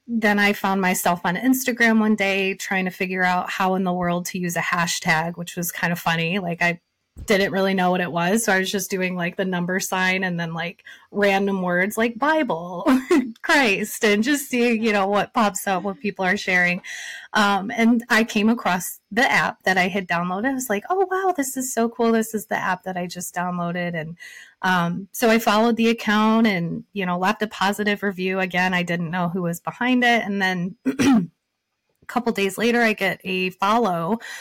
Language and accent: English; Michigan, United States; I was born and raised in Michigan.